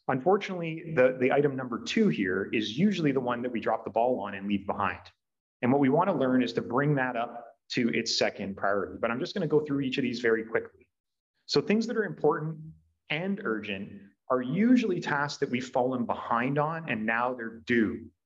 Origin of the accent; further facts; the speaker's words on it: Brantford, Ontario, Canada; here in my hometown